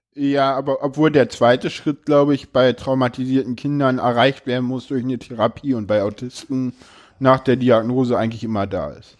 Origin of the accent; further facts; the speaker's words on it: Berlin, Germany; ich komme aus Berlin, da machen die Leute sowas